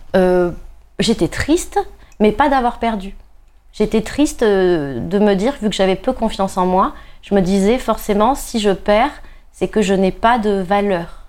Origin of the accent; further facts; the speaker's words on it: Nice, Provence-Alpes-Côte d'Azur, France; je suis niçoise